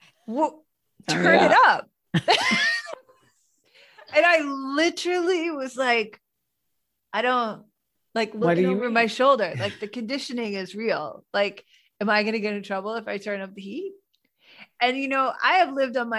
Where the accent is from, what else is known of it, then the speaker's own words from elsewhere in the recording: New England, United States; now in New York, United States; I grew up in New England where it's cold, colder than it is in New York